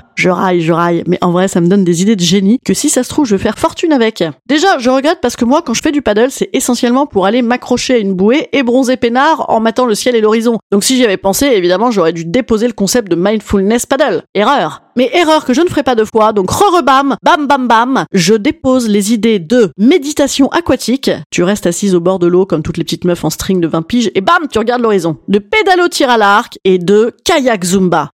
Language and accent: French; Paris, Île-de-France, France; je suis parisienne